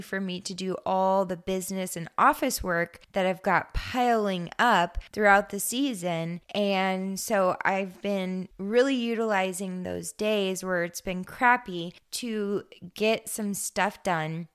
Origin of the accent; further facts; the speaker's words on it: Eastern Oregon, United States; now in Western Oregon, United States; I grew up in Eastern Oregon